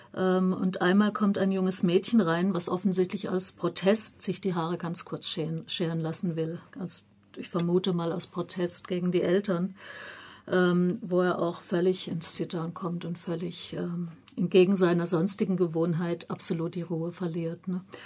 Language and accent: German; Germany; mir als Deutsche